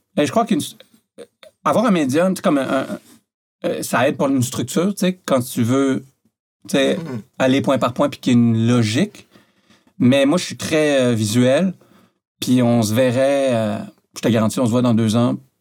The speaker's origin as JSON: {"language": "French", "town": "Montreal", "region": "Quebec", "country": "Canada", "tie": "born or raised there", "also_born_or_lived": "France", "said": "j'ai grandi à Montréal."}